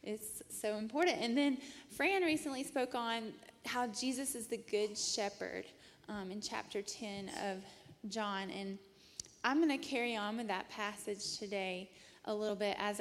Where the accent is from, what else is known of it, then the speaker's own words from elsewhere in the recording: Rome, Georgia, United States; moved away as an adult; I was born and raised in Rome, Georgia